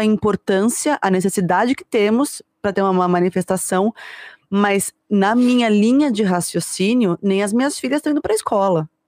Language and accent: Portuguese; São Paulo, Brazil; eu saí do Morumbi para ir morar no centro